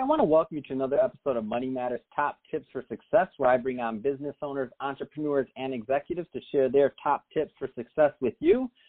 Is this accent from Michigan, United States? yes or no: yes; Detroit, Michigan, United States; moved away; Detroit, Michigan, uh, my hometown